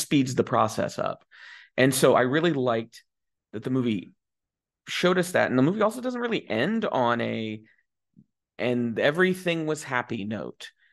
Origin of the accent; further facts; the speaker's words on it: United States; I am a, you know, straight guy from the United States